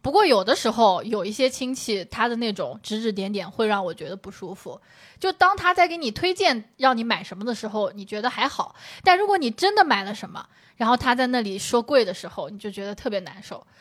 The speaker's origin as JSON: {"language": "Chinese", "town": "Shangyu", "region": "Zhejiang", "country": "China", "said": "那我回上虞不也是回自己家吗"}